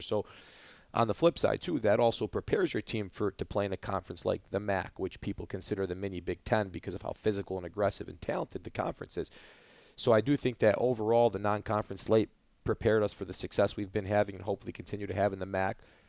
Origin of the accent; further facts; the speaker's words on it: Dearborn, Michigan, United States; also born or lived in Mount Pleasant, Michigan; growing up in Dearborn